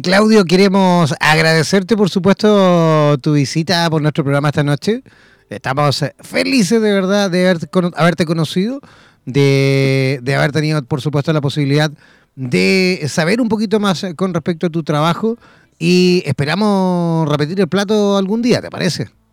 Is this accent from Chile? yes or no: yes; Copiapó, Atacama, Chile; salí del Liceo de Música aquí en Copiapó